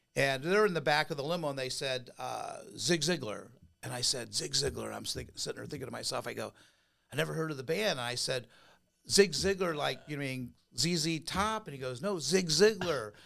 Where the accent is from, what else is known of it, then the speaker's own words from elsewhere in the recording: Huntington Beach, California, United States; I grew up in California, in Orange County, Hunita Beach, surfer, beach bum